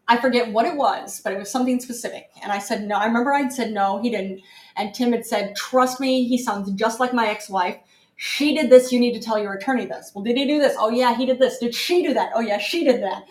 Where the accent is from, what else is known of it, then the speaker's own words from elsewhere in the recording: New York, United States; talking as a New Yorker